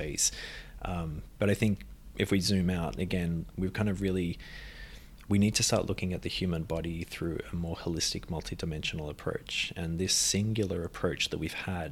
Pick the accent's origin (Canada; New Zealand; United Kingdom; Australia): Australia; We're from Australia. Yeah. Family's from Ireland. But grew up in Australia